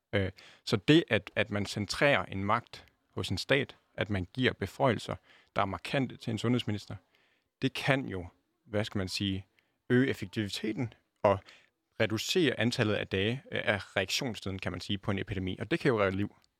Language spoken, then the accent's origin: Danish; Denmark; jeg ser mig også selv øh, både som dansker